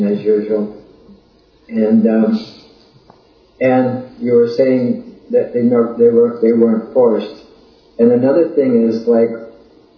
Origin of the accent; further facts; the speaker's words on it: United States; I'm not too American. I just am American